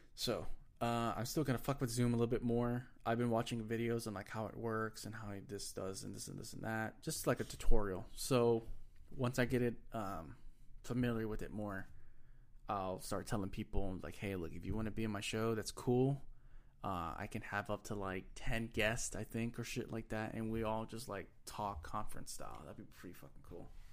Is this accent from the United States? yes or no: yes; Texas, United States; accent: country accent